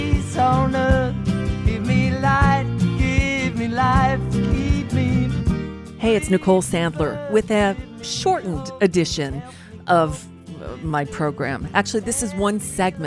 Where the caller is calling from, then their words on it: United States; I'm calling from the United States